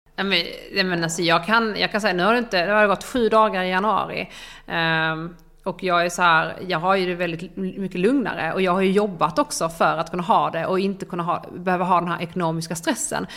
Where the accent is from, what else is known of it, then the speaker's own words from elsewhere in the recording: Ystad, Skåne, Sweden; now in Stockholm, Sweden; Ystad, där jag är ifrån, där mina föräldrar bor